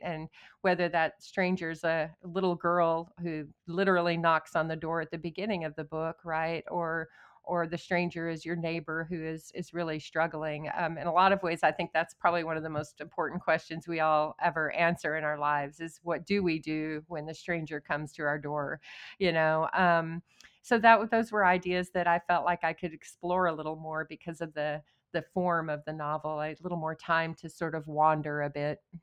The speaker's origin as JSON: {"language": "English", "town": "Odessa", "region": "Texas", "country": "United States", "tie": "born or raised there", "moved": "as an adult", "said": "I was born and raised in Odessa, I left when I was eighteen"}